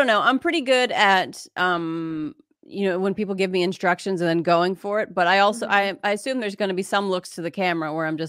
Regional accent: Pennsylvania, United States; moved away; I grew up in Pennsylvania.

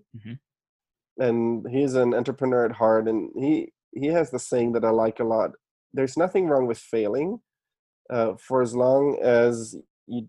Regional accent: Germany; moved away; I was born and raised in Germany.

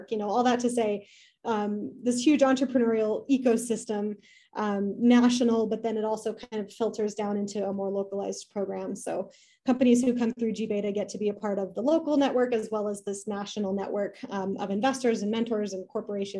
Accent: Denver, Colorado, United States; moved away as an adult; also born or lived in Fort Collins, Colorado; now in Cheyenne, United States; I grew up in the Denver area, suburbs of Denver

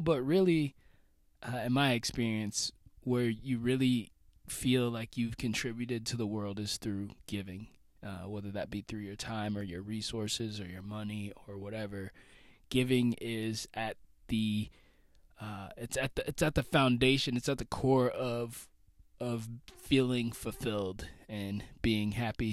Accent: United States; being an American, being someone away from home right now as I record this

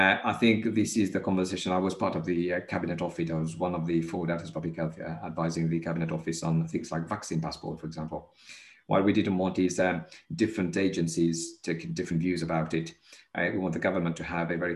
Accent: Mauritius; moved away; I was born in Mauritius.

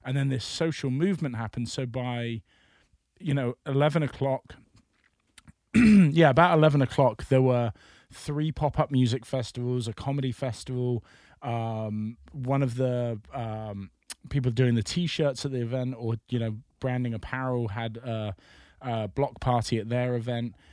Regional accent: United Kingdom

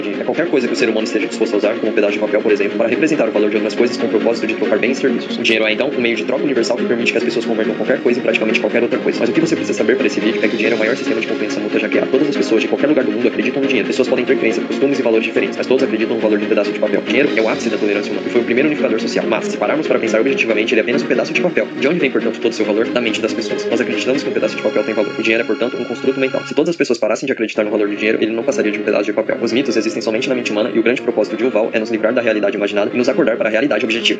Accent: Brazil; somos brasileiros

